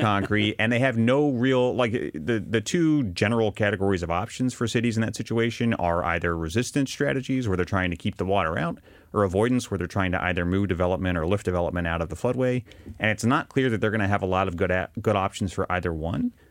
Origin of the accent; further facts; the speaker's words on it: Arkansas, United States; I grew up in Arkansas